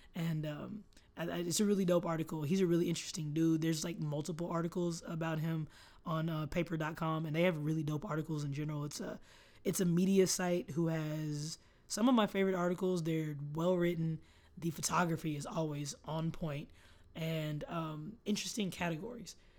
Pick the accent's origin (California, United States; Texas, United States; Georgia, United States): Texas, United States; Austin; I'm from here